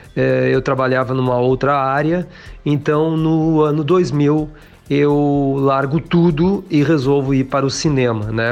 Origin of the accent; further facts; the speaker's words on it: Santa Maria, Rio Grande do Sul, Brazil; moved away; sempre que vou a Santa Maria, minha cidade natal